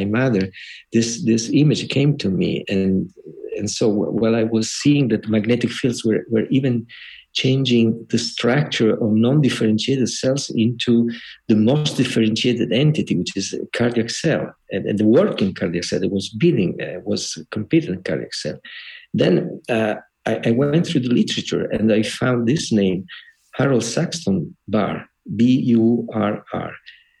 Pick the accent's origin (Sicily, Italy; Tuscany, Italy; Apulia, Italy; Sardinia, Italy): Apulia, Italy; Trani; moved away as an adult; also born or lived in Bologna; I'm not from Bologna, not born in Bologna. I was born in the south of Italy, in Puglia and Trani.